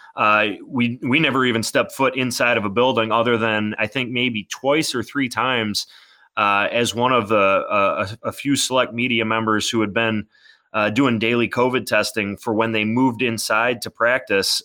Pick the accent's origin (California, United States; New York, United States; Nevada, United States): New York, United States; Lewiston; I grew up in Lewiston